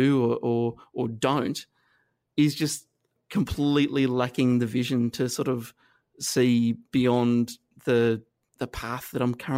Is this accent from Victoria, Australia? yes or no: no; Inverell, New South Wales, Australia; also born or lived in Armidale, New South Wales; where I grew up in Inverell in northern New South Wales